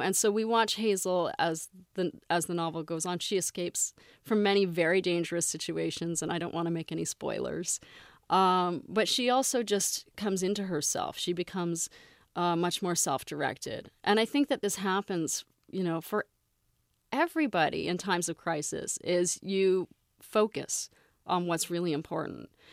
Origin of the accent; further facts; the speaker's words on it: Canada; moved away; I grew up in Canada, so I'm very familiar with Toronto